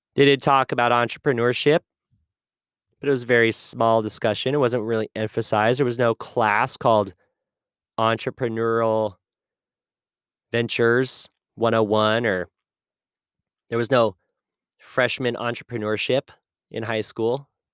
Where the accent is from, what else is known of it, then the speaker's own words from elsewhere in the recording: United States; I grew up with in America